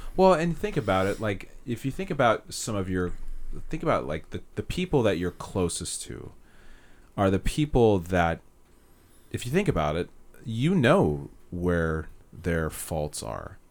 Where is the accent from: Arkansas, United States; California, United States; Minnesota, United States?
California, United States; Castro Valley; also born or lived in Hayward, California; I grew up in Castro Valley.